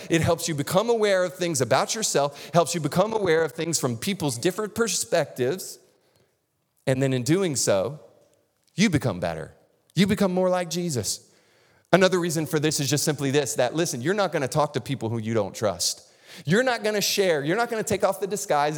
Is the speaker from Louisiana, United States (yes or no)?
no; North Florida, United States; moved away; I grew up in North Florida, which is basically Lower Alabama